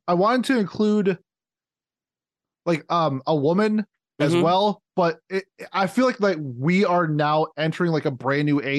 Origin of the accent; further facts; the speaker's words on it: Minnesota, United States; I'm from Minnesota